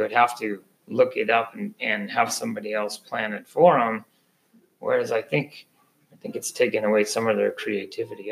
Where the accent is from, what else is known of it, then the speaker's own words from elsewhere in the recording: San Francisco Bay, California, United States; I grew up on San Francisco Bay